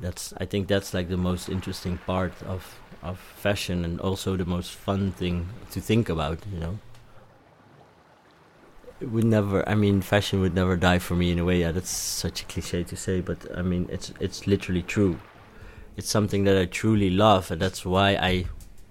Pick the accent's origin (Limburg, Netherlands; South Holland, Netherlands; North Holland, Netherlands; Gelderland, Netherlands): South Holland, Netherlands; The Hague; moved away as an adult; also born or lived in Amsterdam; I'm from The Hague. I moved to Amsterdam when I was 18 years old.